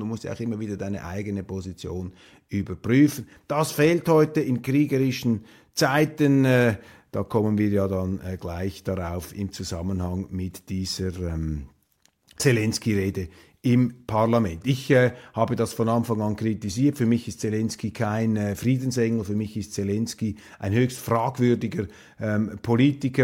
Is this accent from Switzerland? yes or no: yes; Switzerland; als Schweizer